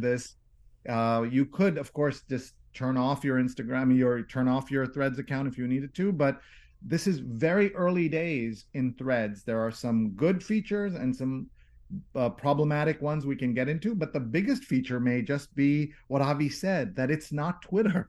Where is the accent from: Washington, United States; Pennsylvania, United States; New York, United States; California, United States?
New York, United States; I'm a New Yorker